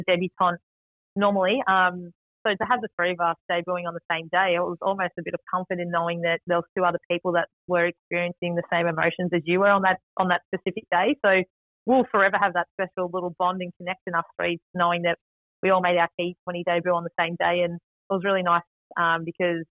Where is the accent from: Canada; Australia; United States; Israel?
Australia; Melbourne, Victoria; moved away as an adult; now in Tasmania, Australia; I managed to make my debut at the MCG, which was my home ground in my hometown